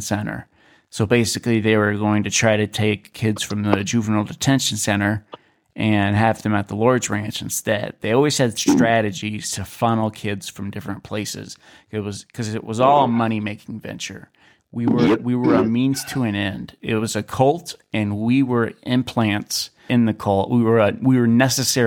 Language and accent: English; Kenai, Alaska, United States; in my hometown, or close to my hometown, in Kenai, Alaska